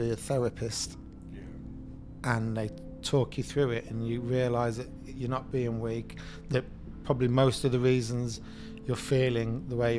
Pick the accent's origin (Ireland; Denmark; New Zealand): Ireland; Tipperary, Munster; also born or lived in Birmingham; I was born in Birmingham, was brought up in Tipperary